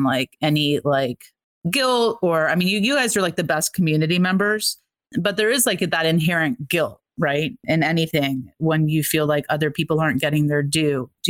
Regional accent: Atlanta, Georgia, United States; I grew up in Atlanta. I had left. I came back.

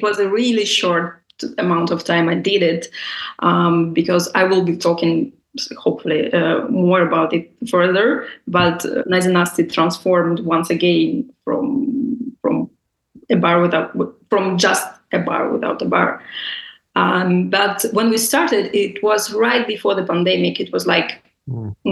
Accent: Russia; moved away as an adult; now in Milan, Italy; I was born and raised in Russia

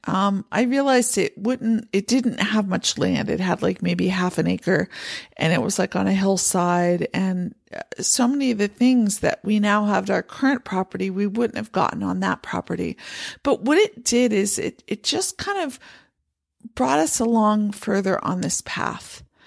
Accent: Pennsylvania, United States; moved away as an adult; also born or lived in San Francisco Bay Area, California; now in Montana, United States; I grew up in Pennsylvania

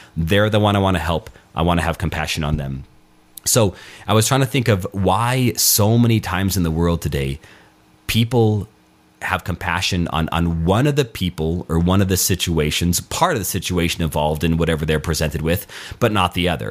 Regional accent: Albuquerque, New Mexico, United States; moved away; Albuquerque, my hometown

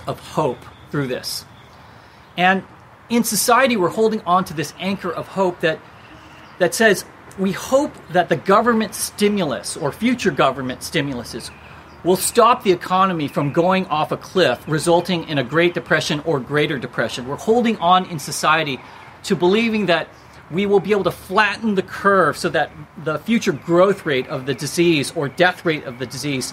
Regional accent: United States; I'm Asian American

